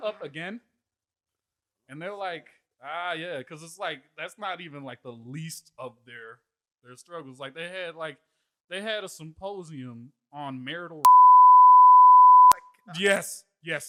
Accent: Canada; moved away; born in Canada.

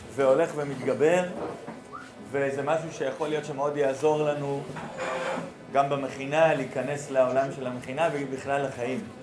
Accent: Nehalim, Central District, Israel; ואני גר במושב, מרכז הארץ, נקרא מושב נחלים

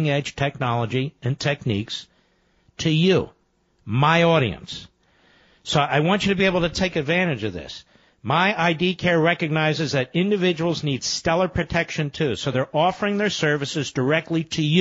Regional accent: Philadelphia, Pennsylvania, United States; I was born in Philadelphia and I was raised in Philadelphia

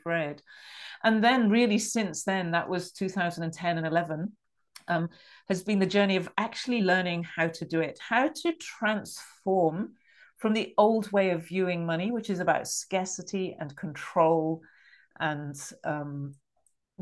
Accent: England, United Kingdom; accent: middle class English; I'm British, and I grew up in England.

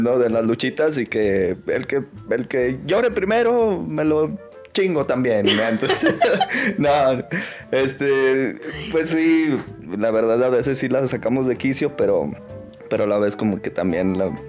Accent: Pabellón de Arteaga, Aguascalientes, Mexico; yo soy nacido en Aguascalientes. Ahí me crié hasta los, hasta los seis, seis años. Eh, y por cosas del destino nos venimos ya a vivir acá a, Pabellón

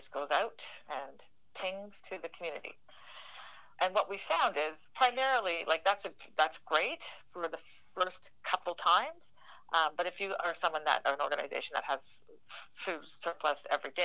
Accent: Canada; we're Canadian

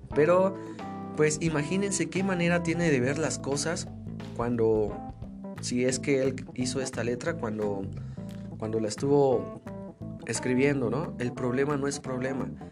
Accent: Mexico; nosotros como mexicanos

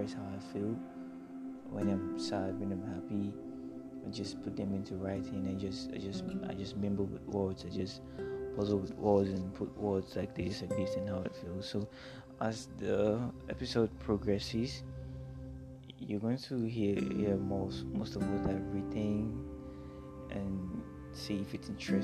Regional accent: Cross River, Nigeria; now in Lagos, Nigeria; I'm from Cross River State, Nigeria, and I'm currently based in Lagos.

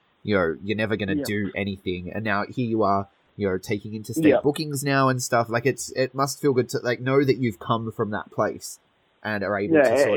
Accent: Sydney, New South Wales, Australia; I grew up in a pretty bad area myself in Western Sydney. I grew up in Mount Druitt, which people may know from the ABC series Struggle Street.

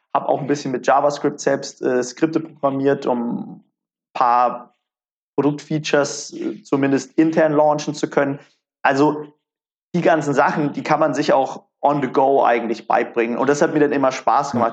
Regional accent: Karlsruhe, Baden-Württemberg, Germany; also born or lived in Mannheim; ich komme ursprünglich aus Karlsruhe

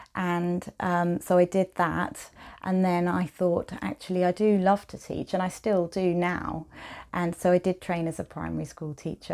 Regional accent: Maidstone, South East England, United Kingdom; moved away as an adult; also born or lived in Medway / Norwich / Canterbury / Jersey; now in Wellington, United Kingdom; So I grew up in Kent, um, mostly Maidstone and then Medway.

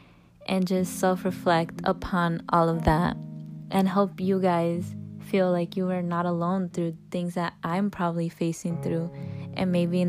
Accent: Chicago, Illinois, United States; I'm 18 years old and I'm from Chicago, Illinois.

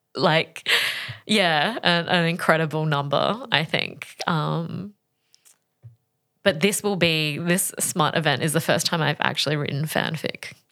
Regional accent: Australia; I grew up in Australia in the nineties

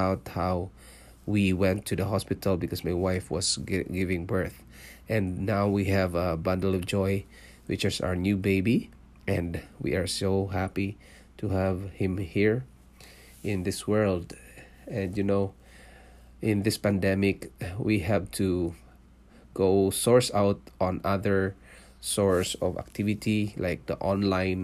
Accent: Philippines; moved away as an adult; also born or lived in Singapore; now in Canada; I was born in Philippines. I'm a Filipino and I worked in Singapore for 5 years, leaving my family behind in Philippines

